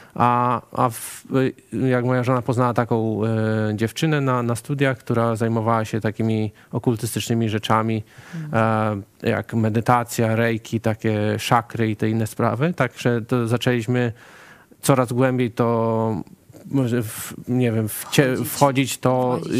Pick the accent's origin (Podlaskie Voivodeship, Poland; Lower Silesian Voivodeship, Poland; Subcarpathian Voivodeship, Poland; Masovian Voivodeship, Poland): Subcarpathian Voivodeship, Poland; Bieszczady; moved away as an adult; now in Melbourne, Australia; ja pochodzę z Bieszczad